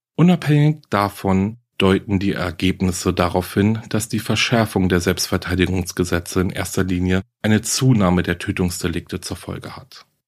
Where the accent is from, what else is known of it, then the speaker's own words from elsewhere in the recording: Germany; Hier bei uns in Deutschland